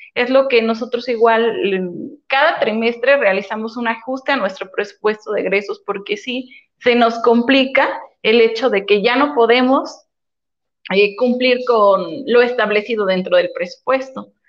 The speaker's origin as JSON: {"language": "Spanish", "area": "Los Garcías, Cañada Morelos", "region": "Puebla", "country": "Mexico", "said": "yo soy de la Junta Auxiliar de los Garcías"}